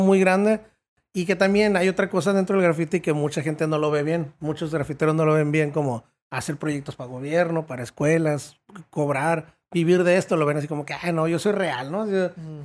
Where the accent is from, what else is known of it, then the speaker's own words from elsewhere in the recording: Tijuana, Baja California, Mexico; also born or lived in United States; ahí me tocó estar hasta la secundaria aquí en Tijuana. Y luego ya me fui a la high school al otro lado.